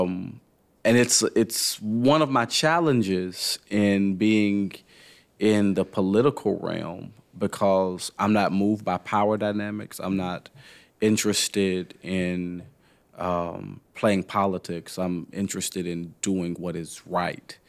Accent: Nashville, Tennessee, United States; now in Louisville, United States; I grew up in Nashville

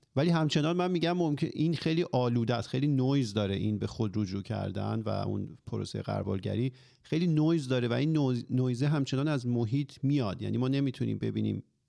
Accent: Iran; ماهایی که حالا توی جمهوری اسلامی به دنیا اومدیم و بزرگ شدیم

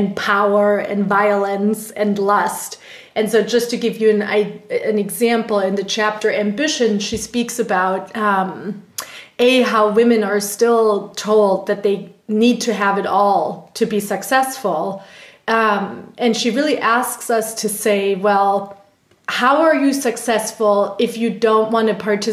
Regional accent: Germany; first language German; English is a second language; moved away as an adult; now in United States; my tiny village in Germany

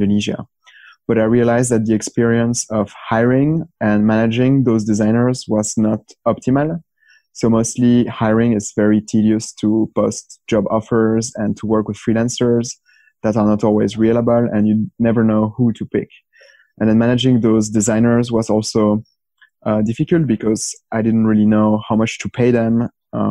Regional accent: Belgium; I'm from Belgium

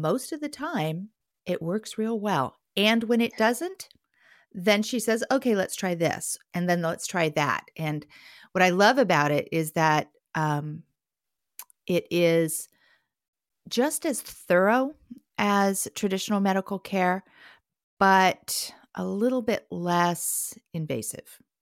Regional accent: Portland, Oregon, United States; Portland, Oregon, my hometown

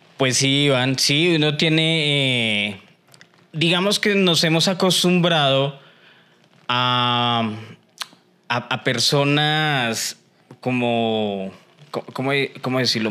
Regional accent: Colombia; los colombianos eh, vivimos del qué dirán

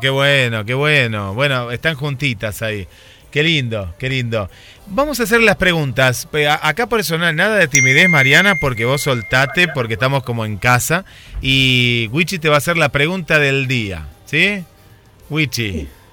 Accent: Mar del Plata, Buenos Aires Province, Argentina; siendo yo de Mar del Plata

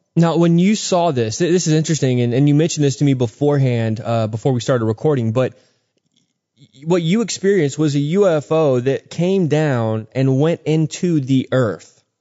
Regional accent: Texas, United States; now in Georgia, United States; I grew up in Texas

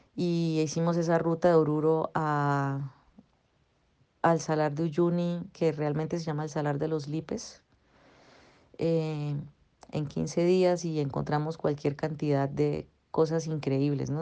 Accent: Bucaramanga, Santander, Colombia; Yo volví a, Bucaramanga, a mi ciudad natal, de donde soy

